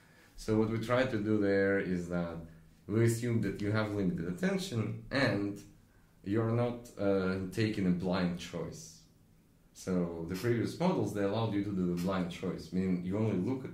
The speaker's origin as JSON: {"language": "English", "country": "Russia", "tie": "born or raised there", "moved": "yes", "said": "me growing up in Russia"}